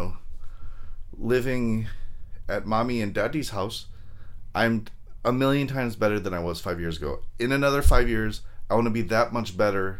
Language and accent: English; Long Beach, California, United States; moved away as an adult; now in San Jose, United States; I was born and raised in LA County. I'm from there. I'm from Long Beach